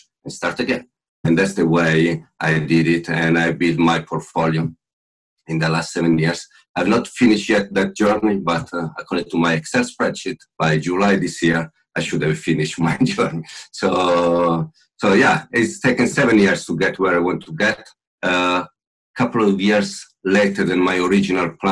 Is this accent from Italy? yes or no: yes; Milan, Lombardy, Italy; now in Bristol, United Kingdom; clearly Italian. I was born in Milano, where I grew up